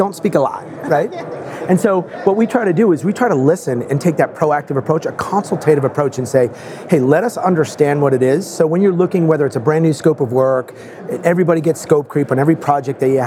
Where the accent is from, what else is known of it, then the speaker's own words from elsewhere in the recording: Boston, Massachusetts, United States; I'm from Boston